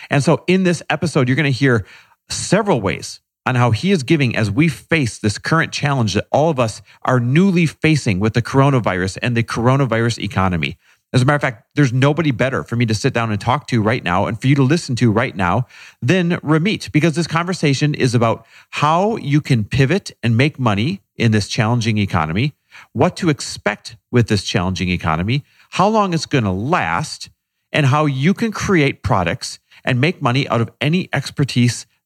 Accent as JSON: {"language": "English", "region": "Northern California", "country": "United States", "tie": "born or raised there", "also_born_or_lived": "Manhattan", "moved": "yes", "lives_now": "New York, United States", "said": "I grew up in Northern California."}